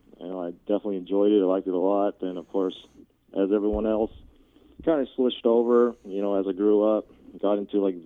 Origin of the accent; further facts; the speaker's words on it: Seattle, Washington, United States; born and raised in the Seattle area